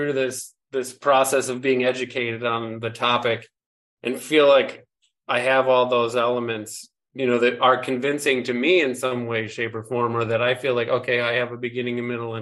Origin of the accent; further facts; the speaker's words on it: Lake Michigan, Great Lakes, United States; I grew up on Lake Michigan.